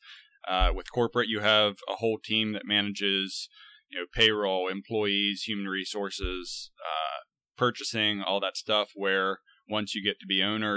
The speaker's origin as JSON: {"language": "English", "region": "Pennsylvania", "country": "United States", "tie": "born or raised there", "also_born_or_lived": "Pittsburgh, Pennsylvania / Hawaii", "said": "I moved back to my hometown in Pennsylvania and bought a practice"}